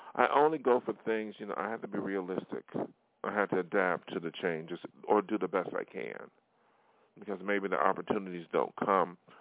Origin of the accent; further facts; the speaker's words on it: New York, United States; moved away as an adult; now in Hollywood, United States; my hometown in New York State